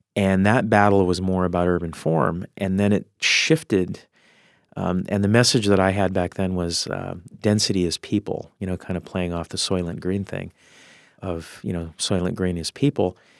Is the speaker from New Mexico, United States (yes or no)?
yes; Albuquerque, New Mexico, United States; now in Seattle, United States; I grew up in Albuquerque, it was a very spread out kinda cul-de-sac kind of a, a, a world